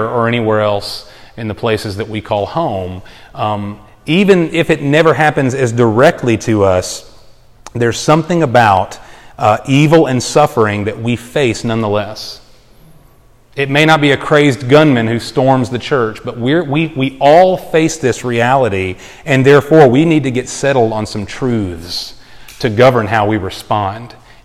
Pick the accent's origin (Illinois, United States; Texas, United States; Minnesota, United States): Texas, United States; moved away; I'm from Texas